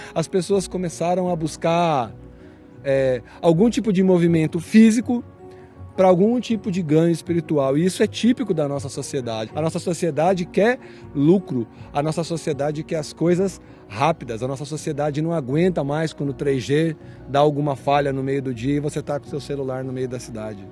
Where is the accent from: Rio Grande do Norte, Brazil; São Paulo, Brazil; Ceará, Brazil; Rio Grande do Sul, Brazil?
São Paulo, Brazil; Santo André; pastor na minha cidade natal, que é Santo André, São Paulo.